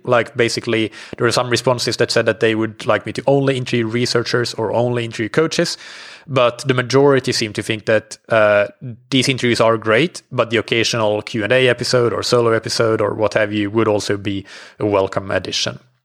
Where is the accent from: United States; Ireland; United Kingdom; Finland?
Finland; now in Portugal; I'm based in, uh, Portugal. I'm from Finland.